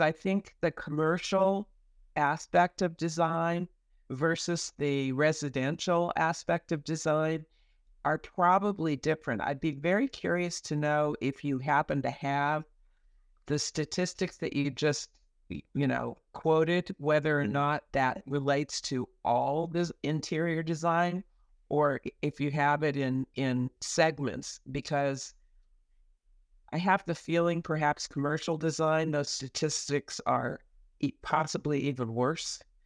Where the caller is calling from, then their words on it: Calistoga, California, United States; I'm calling in from the Napa Valley, the, actually, the north end of the Napa Valley, uh, outside of the town of Calistoga